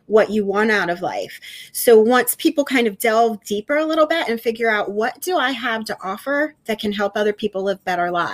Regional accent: Pennsylvania, United States; moved away as an adult; now in Chattanooga, United States; I'm originally a Pennsylvania girl, so I'm from Pennsylvania, but being in TV, I've bounced around a lot and am currently in Chattanooga, Tennessee.

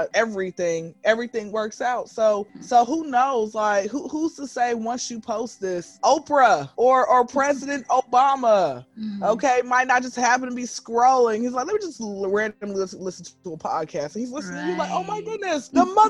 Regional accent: Atlanta, Georgia, United States; born and raised in Atlanta, been here since I was zero

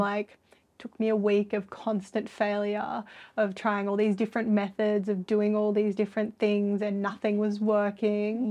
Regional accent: Sydney, New South Wales, Australia; I'm from Sydney and have never been anywhere very cold.

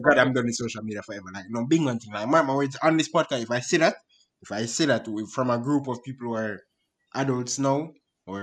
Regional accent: Jamaica; we're Jamaican

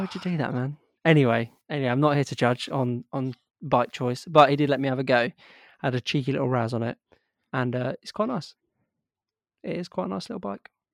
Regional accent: Yorkshire and the Humber, United Kingdom; I'm actually was born in Yorkshire

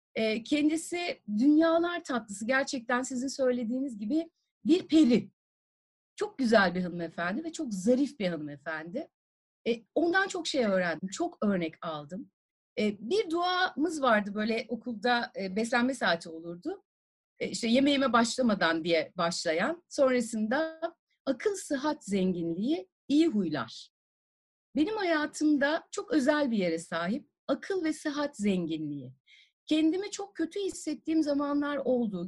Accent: Tarsus, Mersin, Turkey; also born or lived in Adana; Tarsus'ta doğdum büyüdüm

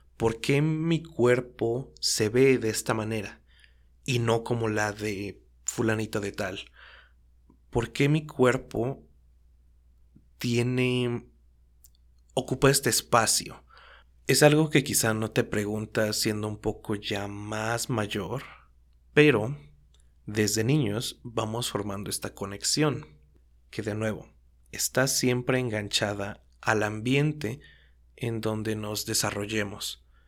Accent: Mexico; siendo mexicano

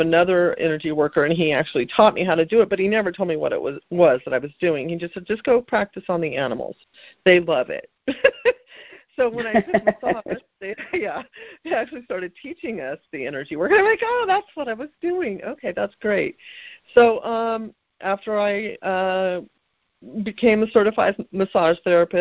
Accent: California, United States; I grew up in California

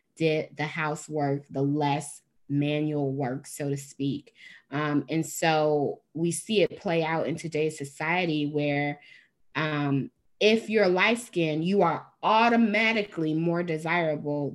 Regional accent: Chicago, Illinois, United States; I live in Illinois, born and raised in Chicago

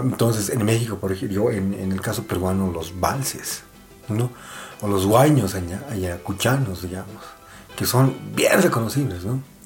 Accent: Bolivia; nosotros como bolivianos

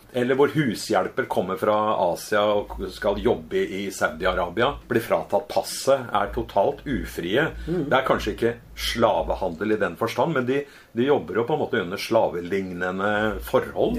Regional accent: Norway; kommer jeg fra Velferds-Norge med demokrati

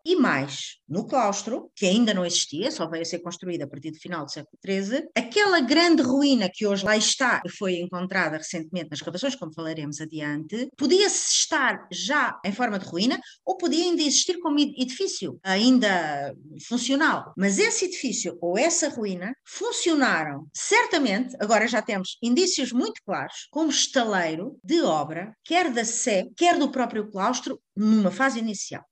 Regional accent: Lisbon, Portugal; nós que somos lisboetas

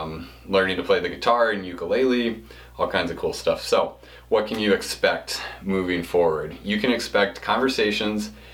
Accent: Pennsylvania, United States; I was born in Pennsylvania

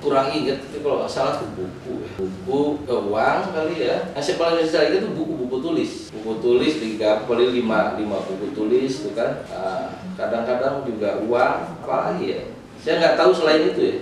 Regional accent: Indonesia; kita bangsa Indonesia

